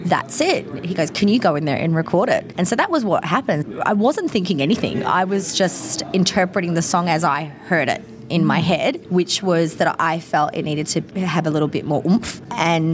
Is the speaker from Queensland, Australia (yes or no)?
no; Melbourne, Victoria, Australia; Melbourne's my hometown.